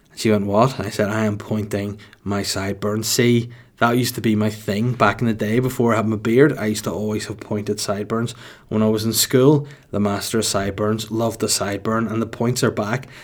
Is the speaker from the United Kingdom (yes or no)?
yes; Holywood, Northern Ireland, United Kingdom; also born or lived in Bangor; I was raised in Hollywood County Down from when I was a baby until I was, like, eighteen